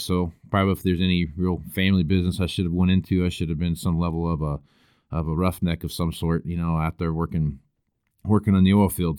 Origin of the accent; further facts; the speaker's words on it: El Dorado, Kansas, United States; moved away as an adult; also born or lived in Western Nebraska; now in Nebraska, United States; I grew up around, uh, Wichita, Kansas is where I was born and raised at, a little town called El Dorado